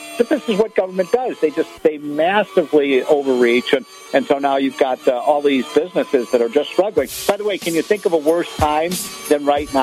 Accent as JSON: {"language": "English", "region": "Illinois", "country": "United States", "tie": "born or raised there", "said": "my home state of Illinois"}